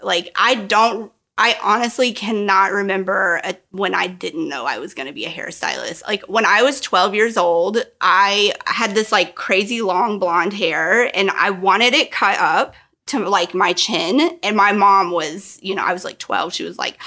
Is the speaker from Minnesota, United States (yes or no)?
no; Knoxville, Tennessee, United States; I grew up in Knoxville